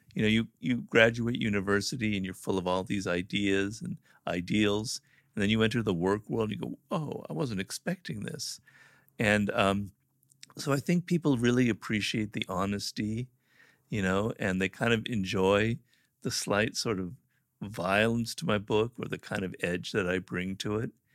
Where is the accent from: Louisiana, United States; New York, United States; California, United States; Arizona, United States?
California, United States; California, born and raised here